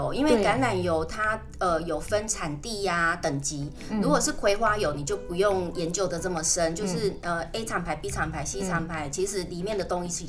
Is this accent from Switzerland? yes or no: no; Chiayi, Taiwan; 那你如果像我妈妈，因为我是嘉义人。